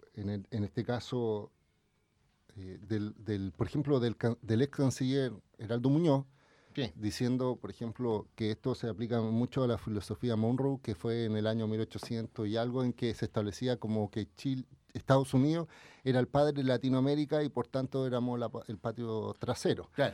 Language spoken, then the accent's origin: Spanish; Chile